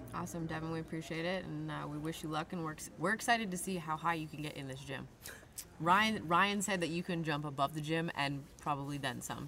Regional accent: Vancouver, British Columbia, Canada; I'm from Canada.

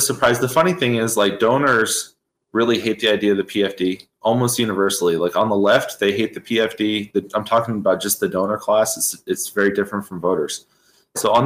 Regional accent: Moose Pass, Alaska, United States; also born or lived in Anchorage, Alaska; So I grew up in Moose Pass, Alaska

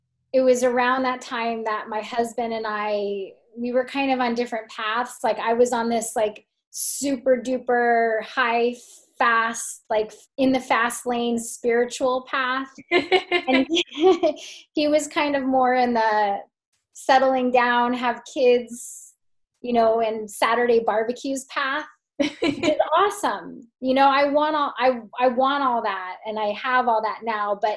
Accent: California, United States; moved away; also born or lived in Philadelphia, Pennsylvania / New York City; I was actually born in Philly, even though I was raised in California

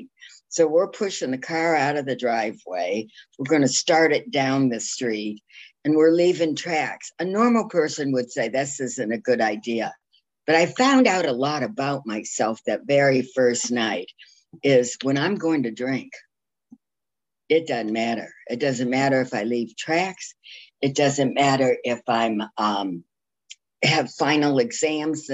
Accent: Toledo, Ohio, United States; now in Jacksonville Beach, United States; I grew up north in Ohio, far north in Ohio

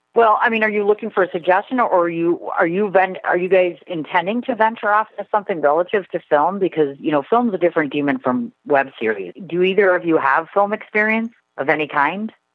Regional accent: Milwaukee, Wisconsin, United States; I'm originally a native of Milwaukee, Wisconsin. I've been living here my entire life

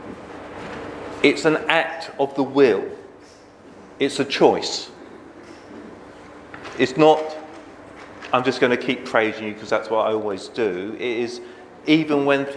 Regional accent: Bedford, East of England, United Kingdom; I grew up in Bedford, which is, I suppose, home counties in the south

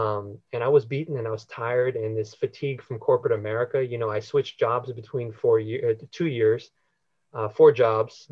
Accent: United States; also born or lived in Philippines; I'm Filipino American

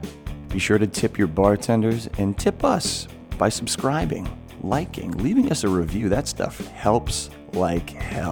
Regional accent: Massachusetts, United States; we're from Massachusetts

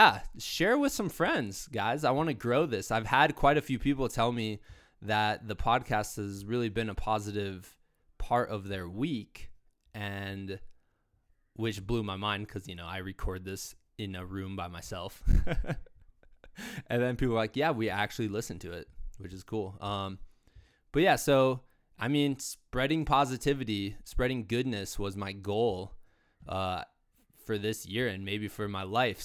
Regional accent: Iowa, United States; moved away as an adult; also born or lived in Virginia; now in Colorado, United States; I'm originally from Iowa, right on the Mississippi River

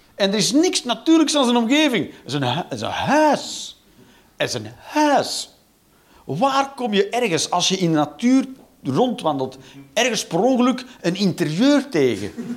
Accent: Flanders, Belgium

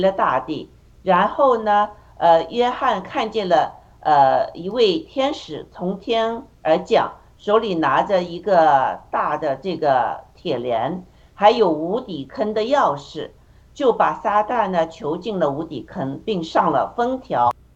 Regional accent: China; 我们中国人

